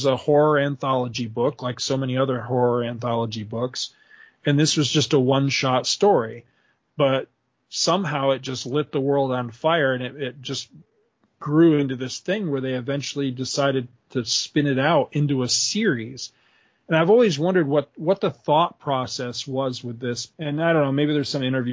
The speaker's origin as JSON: {"language": "English", "town": "Carthage", "region": "New York", "country": "United States", "tie": "born or raised there", "said": "when I was in my early teens, we moved from Carthage, where I lived in New York, to this little town where we live"}